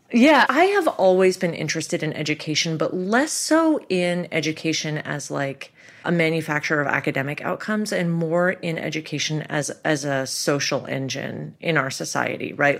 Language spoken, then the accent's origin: English; Toronto, Ontario, Canada; moved away as an adult; now in United States; I grew up in Toronto